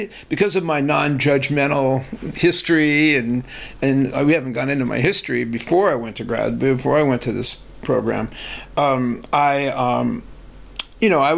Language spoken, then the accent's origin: English; Los Angeles, California, United States; I grew up in L.A. Oh, okay. In the San Fernando Valley